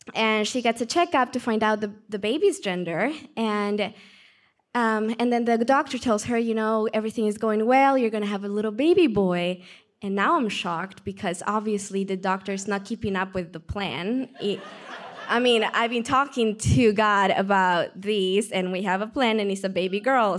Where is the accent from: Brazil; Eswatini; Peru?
Peru; accent: Peruvian; English is a second language; moved away; I'm from Peru, that's where the accent comes from. So, I'm growing up in Peru